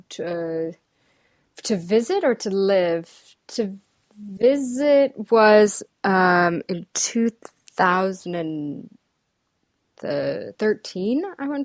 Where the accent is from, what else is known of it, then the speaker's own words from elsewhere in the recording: St. Louis, Missouri, United States; Uh, I grew up in St. Louis, Missouri, so right smack dab in the center of the country.